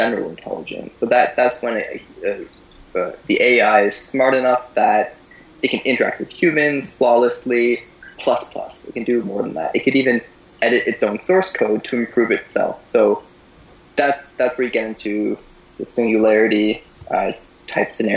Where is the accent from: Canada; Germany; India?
Canada; Guelph, Ontario; also born or lived in Moscow; I'm from the area. I grew up in Guelph and went to do my high school there